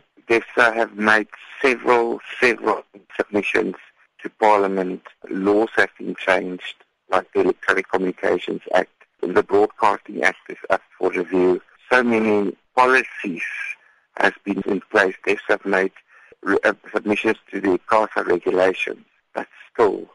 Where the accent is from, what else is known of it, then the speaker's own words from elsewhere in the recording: South Africa; we are South African citizens. We live in South Africa.